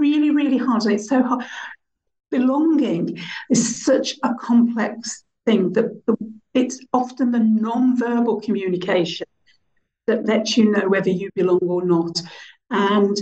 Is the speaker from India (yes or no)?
no; Birmingham, West Midlands, United Kingdom; I grew up in Birmingham at a time where I didn't belong, didn't fit in.